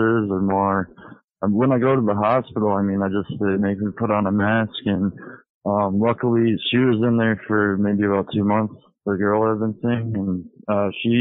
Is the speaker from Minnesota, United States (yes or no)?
yes; St. Paul, Minnesota, United States; I'm from St. Paul, Minnesota.